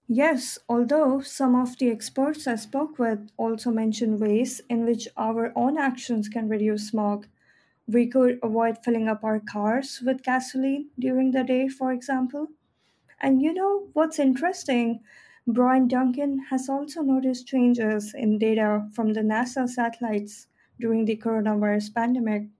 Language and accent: English; Delhi, India; my hometown in Delhi